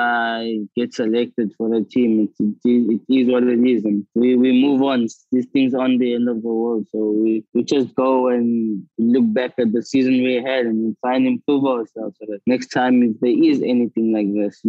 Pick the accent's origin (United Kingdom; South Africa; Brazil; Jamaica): South Africa; moved away as an adult